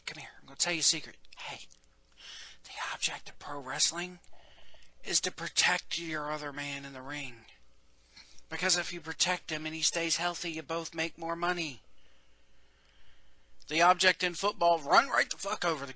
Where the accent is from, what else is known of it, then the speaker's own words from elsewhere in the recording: the South, United States; I'm from the South